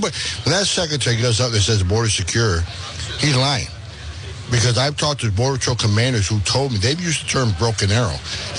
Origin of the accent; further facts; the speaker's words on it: Fort Drum, New York, United States; Just south of Canada, right outside of Fort Drum, New York.